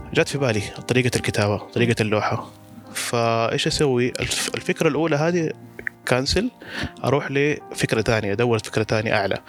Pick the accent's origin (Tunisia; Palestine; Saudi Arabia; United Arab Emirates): Saudi Arabia; Mecca, Makkah Province; كان عندنا في مكة